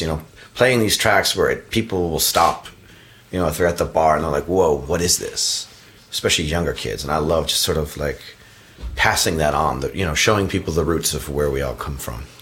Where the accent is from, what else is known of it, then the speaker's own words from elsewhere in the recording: Providence, Rhode Island, United States; my area where I grew up in Providence, Rhode Island